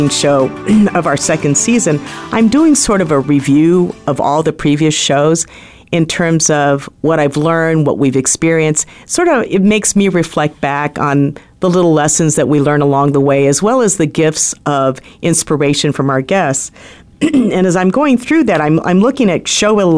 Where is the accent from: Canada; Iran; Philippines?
Philippines; now in United States; I'm Filipino